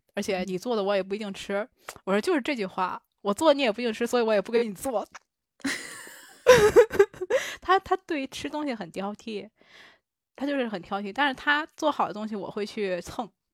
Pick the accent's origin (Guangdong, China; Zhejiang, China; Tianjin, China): Tianjin, China; moved away as an adult; also born or lived in Tokyo, Japan; now in Nagoya, Japan; 我老家在天津